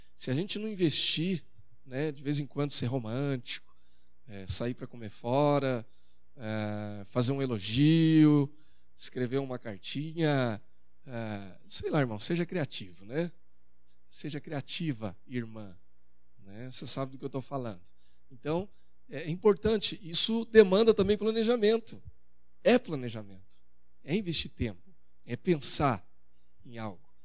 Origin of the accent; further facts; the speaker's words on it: Brazil; E eu, como bom brasileiro, gosto disso também